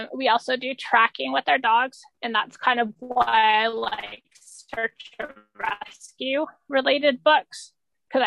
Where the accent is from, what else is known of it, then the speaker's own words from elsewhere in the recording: Canada; I'm Canadian. I'm like the token Canadian in the group